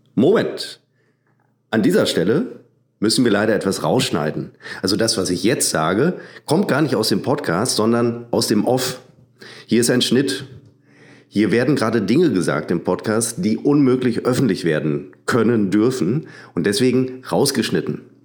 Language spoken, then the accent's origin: German; Münster, North Rhine-Westphalia, Germany; Ich bezeichne mich als Münsteraner.